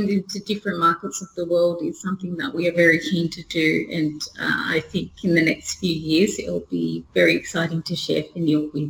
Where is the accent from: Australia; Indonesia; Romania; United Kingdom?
Australia; growing up in Australia